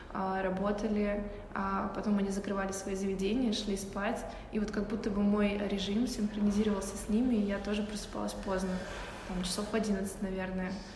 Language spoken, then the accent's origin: Russian; Novosibirsk, Novosibirsk Oblast, Russia; moved away as an adult; also born or lived in Chukotka / Saint Petersburg; now in Moscow, Russia; Я долгое время жила в Новосибирске, но родилась я не там. Я родилась на Чукотке